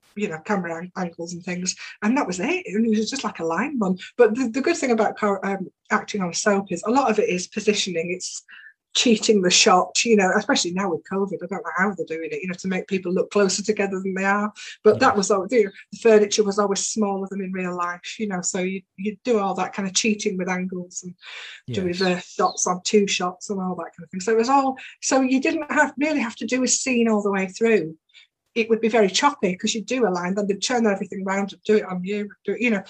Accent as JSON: {"language": "English", "town": "Bingley", "region": "Yorkshire and the Humber", "country": "United Kingdom", "tie": "born or raised there", "also_born_or_lived": "Saltaire", "said": "I live in Bingley, and I'm from Saltaire originally, but grew up in Bingley."}